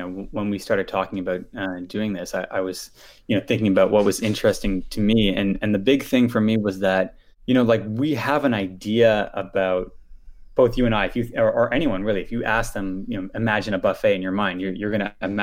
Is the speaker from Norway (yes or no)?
no; Ottawa, Ontario, Canada; I grew up in Ottawa